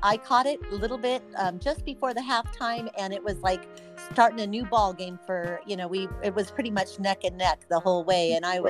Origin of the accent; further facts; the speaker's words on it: El Monte, California, United States; I grew up in El Monte? We call it Baja Arcadia.